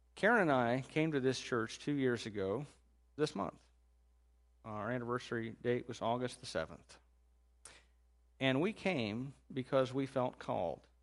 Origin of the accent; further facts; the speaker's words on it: Indiana, United States; now in Chillicothe, United States; I'm from Indiana